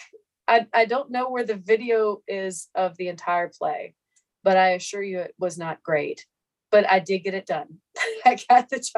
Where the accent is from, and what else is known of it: Meridian, Mississippi, United States; born or raised there